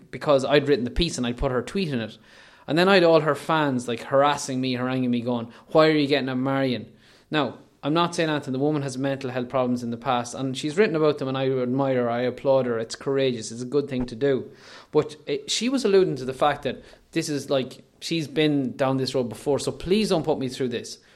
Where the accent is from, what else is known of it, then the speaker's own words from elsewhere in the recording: Leitrim, Ireland; I'm I'm I am technically from South Leitrim, but from whatever we're nominally, we voted in North Leitrim.